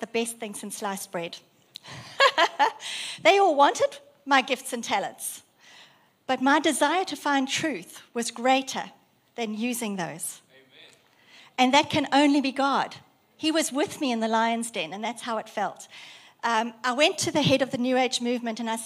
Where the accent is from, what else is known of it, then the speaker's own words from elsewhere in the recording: South Africa; moved away as an adult; now in Australia; I was raised in South Africa, grown up in South Africa, and immigrated in 1999 to Australia.